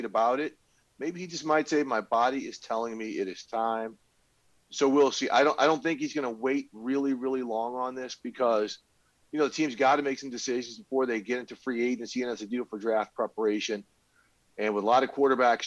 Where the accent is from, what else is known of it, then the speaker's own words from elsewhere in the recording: suburban St. Louis, Missouri, United States; I grew up outside of St. Louis, suburban St. Louis, about 30, 35 miles outside of the city